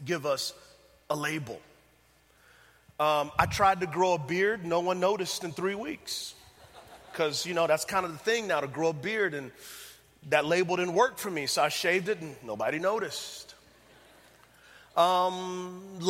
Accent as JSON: {"language": "English", "town": "San Antonio", "region": "Texas", "country": "United States", "moved": "yes", "said": "I'm from San Antonio, Texas, so it feels good to be back home"}